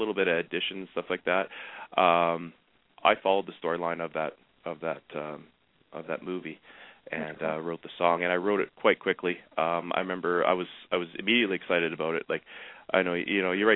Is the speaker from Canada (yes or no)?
yes; Canada; I'm from Canada